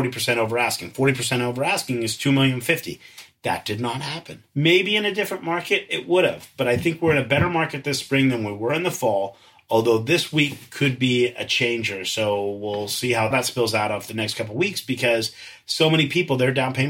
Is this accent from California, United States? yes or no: yes; San Francisco, California, United States; So I grew up in San Francisco. I went to the parochial Catholic schools here